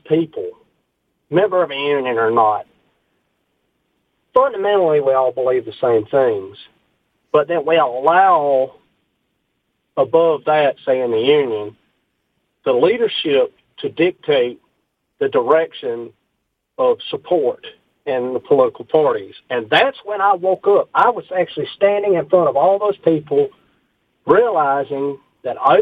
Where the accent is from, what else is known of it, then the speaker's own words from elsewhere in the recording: the South, United States; growing up in the South, the fundamentals that I was growing up